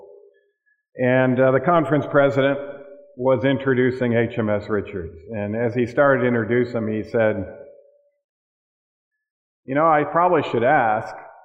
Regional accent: Michigan, United States; moved away; back in my home state of Michigan.

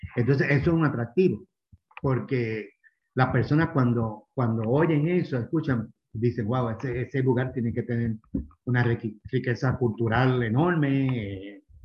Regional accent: Puerto Rico; moved away as an adult; also born or lived in Miami, United States / Florence, Italy; now in Cuenca, Ecuador; Yo soy original de Puerto Rico, pero hace 20 años vivo en Miami.

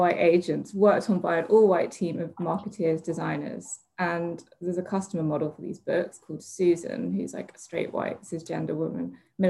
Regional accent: London, United Kingdom; I never felt like I belonged, like growing up in London

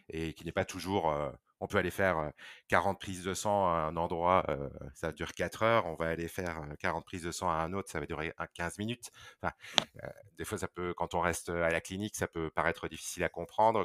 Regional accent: Belgium; moved away as an adult; now in Condé-en-Brie, France; je suis belge, donc j'ai fait mes études en Belgique

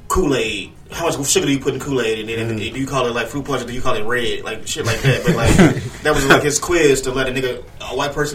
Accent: Chicago, Illinois, United States; growing up in Chicago, we all familiar with like gang culture.

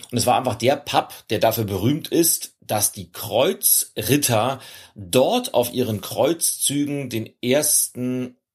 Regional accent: Germany; weil als, als Deutscher vor einem internationalen Publikum sprechen zu dürfen, ist keine Selbstverständlichkeit

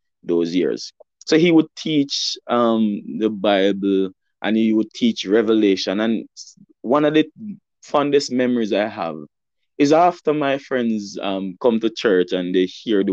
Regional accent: Alexandria, Saint Ann, Jamaica; I'm from St. Anne, and I'm currently sitting right now in my childhood home, where I grew up

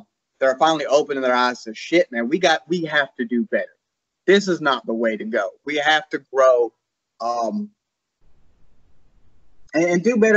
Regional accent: South Carolina, United States; I'm from the South. I'm South Carolina. I'm about as South as you can get

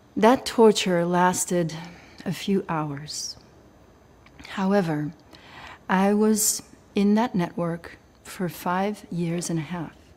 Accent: Belgium; I was raised in Belgium

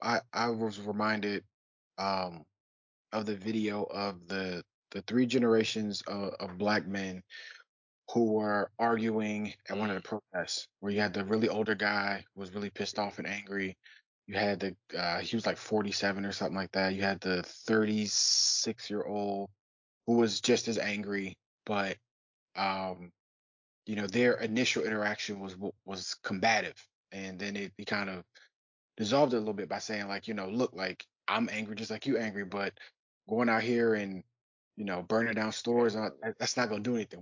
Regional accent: Detroit, Michigan, United States; now in Philadelphia, United States; being from Detroit and living in Philadelphia, I'm not from Philly

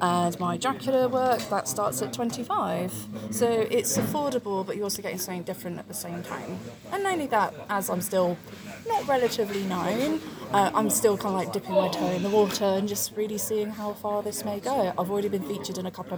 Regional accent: United Kingdom; me being British

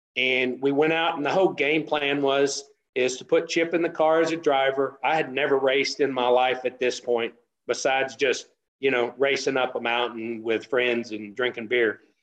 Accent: West Texas, United States; also born or lived in Denver City, Texas / San Antonio, Texas / Andrews, Texas; I grew up in West Texas and in the oil field

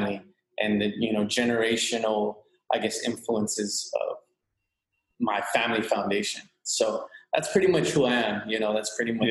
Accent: Imperial Valley, California, United States; also born or lived in Los Angeles, California; I'm from the Imperial Valley, California. It's a border town, a border city, and a border county

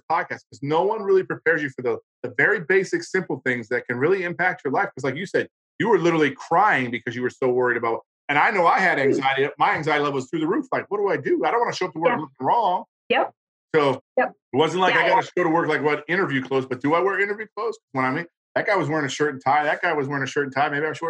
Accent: Hawaii, United States; I grew up in Hawaii as a kid. My dad was in the Navy and then I was stationed in Hawaii.

